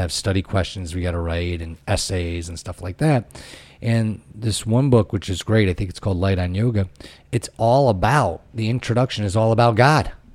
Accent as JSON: {"language": "English", "region": "Connecticut", "country": "United States", "also_born_or_lived": "Ohio", "moved": "as an adult", "said": "I was from Connecticut. I went out to Ohio"}